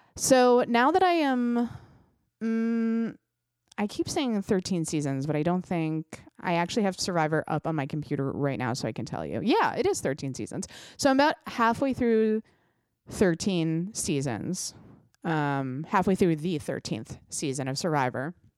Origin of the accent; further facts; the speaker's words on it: United States; As an American